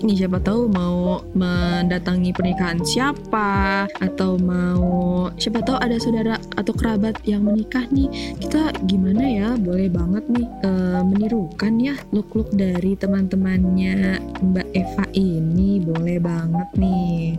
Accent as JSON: {"language": "Indonesian", "region": "Jakarta", "country": "Indonesia", "said": "gue dari Jakarta dari Betawi"}